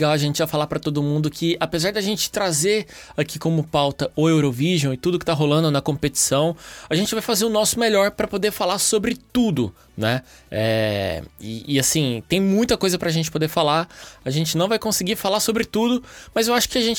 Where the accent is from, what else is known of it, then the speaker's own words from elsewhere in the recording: Uberlândia, Minas Gerais, Brazil; also born or lived in São Paulo; now in Porto, Portugal; eu tenho 31 anos, eu sou de Uberlândia, Minas, morei muitos anos em São Paulo e agora eu tô aqui no Porto, em Portugal